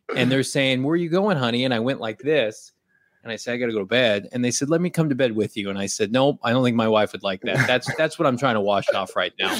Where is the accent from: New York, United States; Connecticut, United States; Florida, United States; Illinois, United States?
Illinois, United States; also born or lived in Oregon; now in Phoenix, United States; I'm from Illinois originally, spent some time in Oregon.